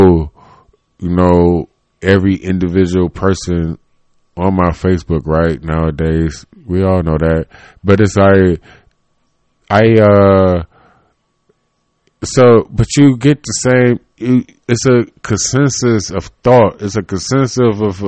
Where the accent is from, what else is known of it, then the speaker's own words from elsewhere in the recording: Cleveland, Ohio, United States; I was born in Cleveland, Ohio. And so I am like Cleveland, Ohio